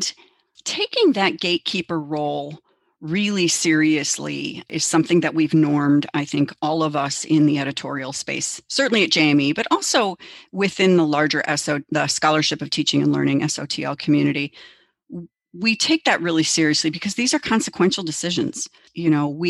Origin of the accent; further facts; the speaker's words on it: Chicago, Illinois, United States; now in Minnesota, United States; I grew up in Chicago